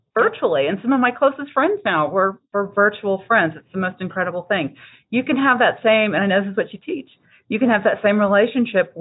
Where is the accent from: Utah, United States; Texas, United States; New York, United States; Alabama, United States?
Texas, United States; I'm from Texas